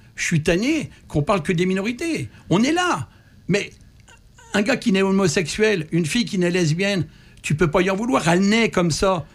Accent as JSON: {"language": "French", "country": "France", "tie": "born or raised there", "moved": "as an adult", "lives_now": "Canada", "said": "je suis né en France"}